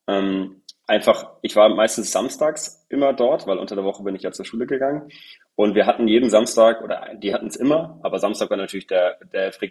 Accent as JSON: {"language": "German", "town": "Husum", "region": "Schleswig-Holstein", "country": "Germany", "tie": "born or raised there", "moved": "yes", "lives_now": "Hamburg, Germany", "said": "Ich komme gebürtig aus Husum. wohne tue ich inzwischen in Hamburg. Okay. Äh, ja, einfach so verankert mit meiner Heimatstadt. Nee, sei es drum. Ähm, ich genau, bin in Husum geboren. Ich wohne in Hamburg."}